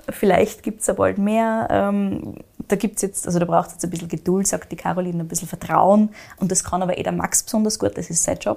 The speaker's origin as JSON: {"language": "German", "country": "Austria", "said": "Also gerade 2023 war jetzt zum Beispiel weniger regenreich, als es bei uns in Österreich war."}